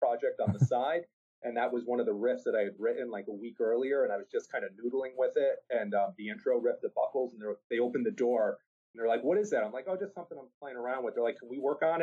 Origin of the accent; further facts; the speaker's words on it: New Haven, Connecticut, United States; I'm from New Haven, Connecticut originally.